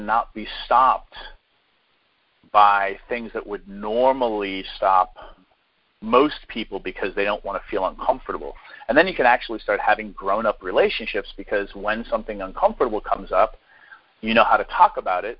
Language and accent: English; New Hampshire, United States; I grew up in New Hampshire, so, you know, that was part of my growing up